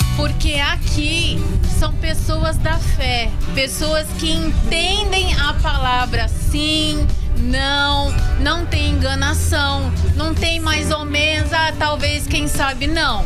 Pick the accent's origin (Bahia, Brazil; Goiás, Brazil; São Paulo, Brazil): São Paulo, Brazil; Piracicaba; sou de Piracicaba, tenho 30 anos